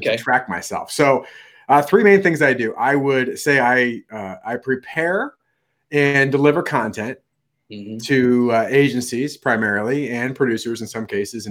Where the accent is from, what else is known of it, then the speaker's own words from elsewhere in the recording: Midwest, United States; We're true Midwesterners